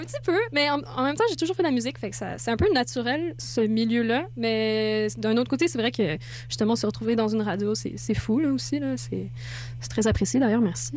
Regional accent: France; moved away; je suis française

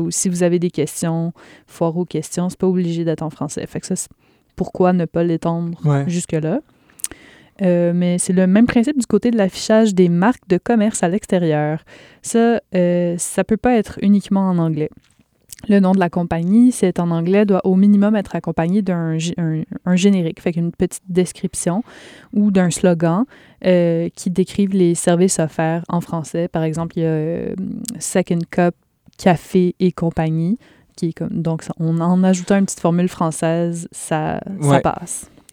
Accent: Quebec, Canada; chez nous, au Québec

